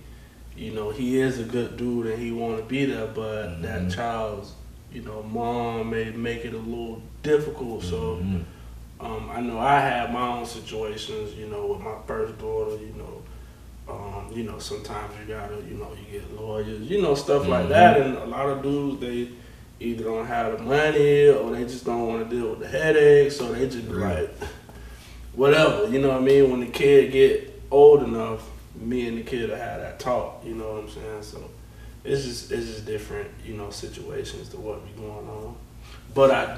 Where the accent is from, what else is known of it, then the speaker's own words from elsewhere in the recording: Gainesville, Florida, United States; also born or lived in Orange Lake, Florida; I was born and raised in Gainesville